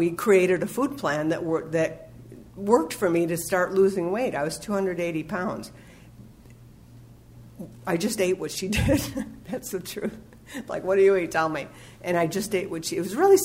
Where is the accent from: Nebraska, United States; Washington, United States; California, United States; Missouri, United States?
California, United States; Los Angeles; I'm from the San Fernando Valley